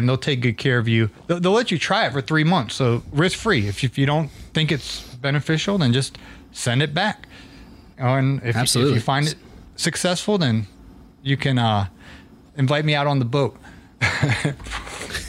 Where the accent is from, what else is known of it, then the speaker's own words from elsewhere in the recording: Atlanta, Georgia, United States; I'm from Atlanta